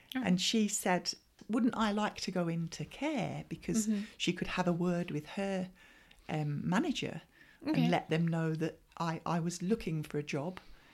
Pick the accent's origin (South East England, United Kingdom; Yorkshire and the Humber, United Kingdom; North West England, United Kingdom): South East England, United Kingdom; Brighton